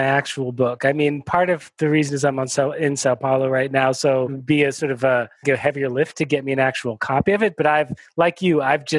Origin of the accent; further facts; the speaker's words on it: United States; born there; I'm Jewish, my wife is Catholic, you know, I was born in the United States, my wife was born in Nicaragua, we've moved around quite a bit.